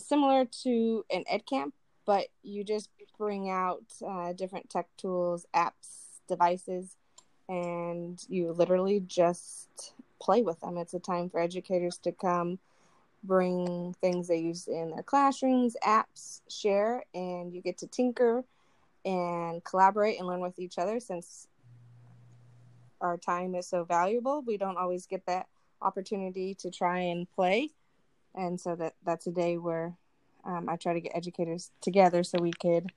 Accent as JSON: {"language": "English", "town": "Minden", "region": "Nevada", "country": "United States", "tie": "born or raised there", "moved": "as an adult", "lives_now": "Las Vegas, United States", "said": "I am born and raised in Nevada. I grew up in northern Nevada near Lake Tahoe, a small town called Minden or Garnerville"}